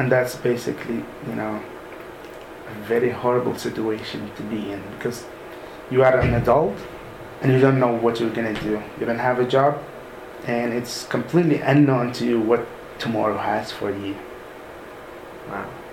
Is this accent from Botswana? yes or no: no; Sudan; moved away as an adult; now in United States; originally I'm from Sudan, mm-hmm. so I studied all my studies in Sudan until the uh, college level.